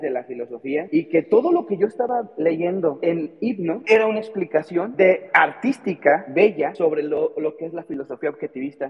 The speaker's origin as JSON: {"language": "Spanish", "country": "Mexico", "said": "soy mexicano"}